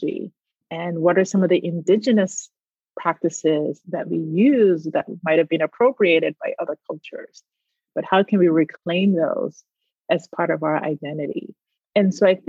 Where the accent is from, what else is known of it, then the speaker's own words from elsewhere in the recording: Barbados; moved away; I grew up in Barbados